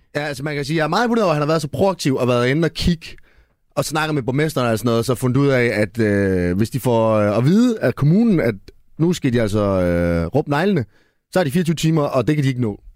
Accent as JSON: {"language": "Danish", "town": "Esbjerg", "region": "Southern Denmark", "country": "Denmark", "said": "jeg er jo fra Esbjerg"}